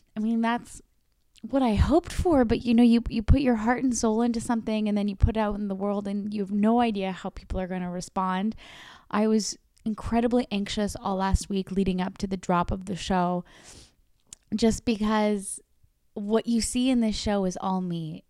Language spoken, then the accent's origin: English; Canada; I'm a Canadian. I've lived in Canada my whole life